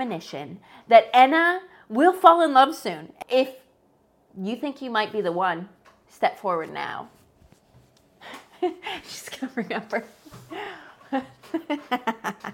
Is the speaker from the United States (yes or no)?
yes; rural Midwest, United States; I am not from the South. I am from the rural Midwest.